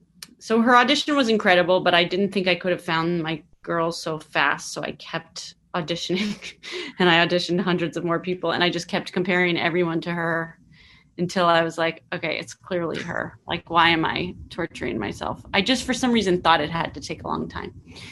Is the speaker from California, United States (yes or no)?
yes; California, United States; And I'm from the Bay Area, and there's a really specific culture in the Bay Area that I was trying to capture